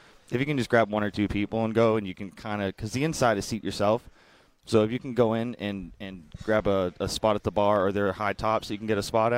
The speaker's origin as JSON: {"language": "English", "town": "Boston", "region": "Massachusetts", "country": "United States", "tie": "born or raised there", "lives_now": "Jupiter, United States", "said": "I know I'm from Boston. I grew up in cold. My blood has become so thin since I've moved down to Jupiter."}